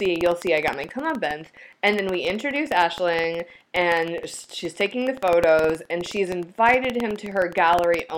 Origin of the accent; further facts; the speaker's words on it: Midwest, United States; As a Midwesterner